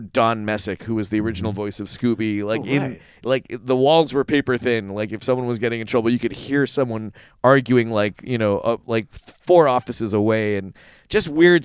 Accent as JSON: {"language": "English", "town": "Toronto", "region": "Ontario", "country": "Canada", "tie": "born or raised there", "said": "being a kid growing up in Toronto"}